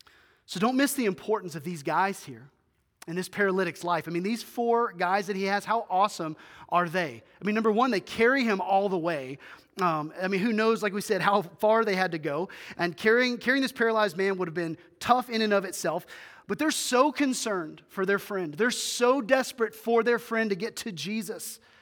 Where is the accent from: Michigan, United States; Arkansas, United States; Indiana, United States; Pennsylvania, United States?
Arkansas, United States; Greers Ferry; They used to have a cabin when I was growing up in Greers Ferry, Arkansas.